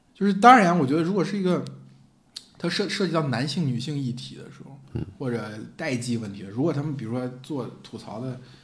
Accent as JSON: {"language": "Chinese", "region": "Henan", "country": "China", "tie": "born or raised there", "said": "就我老家河南建业"}